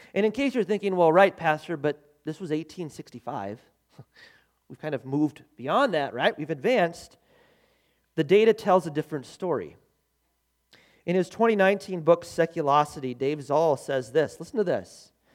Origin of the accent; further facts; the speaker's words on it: United States; I love being an American. I love America. Man, I am a proud American citizen.